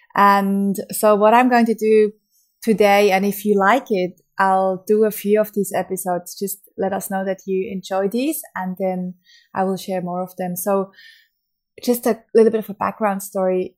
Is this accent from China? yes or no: no; Switzerland; from Switzerland, my home country